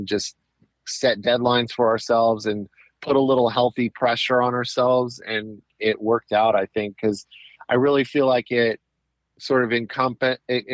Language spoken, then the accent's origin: English; Southern California, United States; also born or lived in Anaheim, California; I was technically LA County, but on like right on the border. I could walk across the street and be in Orange County. I was born in Anaheim, which is in Orange County